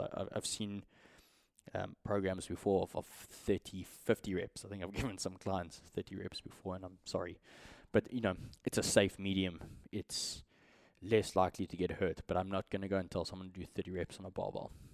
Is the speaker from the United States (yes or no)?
no; South Africa; as a South African